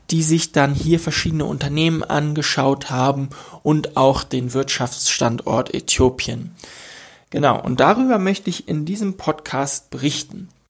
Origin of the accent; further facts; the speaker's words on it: Germany; now in Ethiopia; ich komme ursprünglich aus Deutschland und bin jetzt in Afrika unterwegs